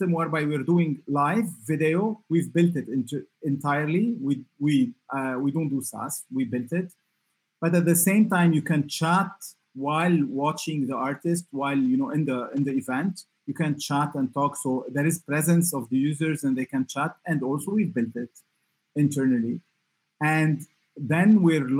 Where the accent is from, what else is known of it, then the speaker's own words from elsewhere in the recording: Lebanon; I come from Lebanon